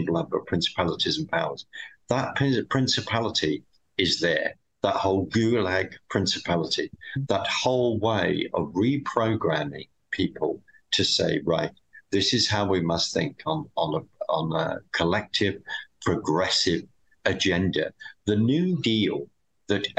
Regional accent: United Kingdom; being a Brit

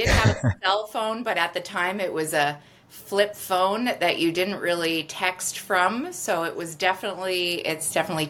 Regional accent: Toronto, Ontario, Canada; also born or lived in Vancouver Island; now in Vancouver, Canada; I'm originally from Toronto, and I started selling real estate actually on Vancouver Island

